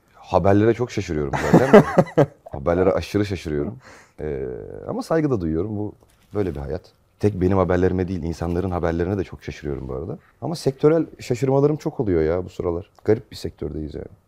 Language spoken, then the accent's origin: Turkish; Manisa, Turkey; moved away as an adult; now in Istanbul, Turkey; Manisa'da, Manisalıyım ben. 7 senedir İstanbul'dayım.